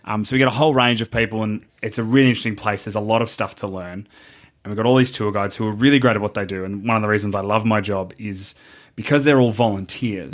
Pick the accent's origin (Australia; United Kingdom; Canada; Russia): Australia; as an Australian